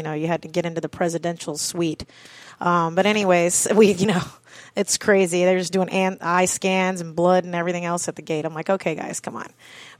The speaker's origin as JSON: {"language": "English", "region": "the Florida Keys", "country": "United States", "tie": "born or raised there", "also_born_or_lived": "Maine", "said": "Everybody wants to live here in the Keys. It's beautiful. I grew up here."}